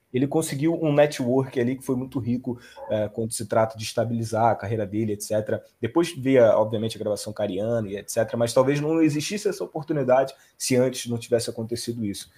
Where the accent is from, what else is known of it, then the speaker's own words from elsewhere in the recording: Rio de Janeiro, Brazil; Eu sou do Rio de Janeiro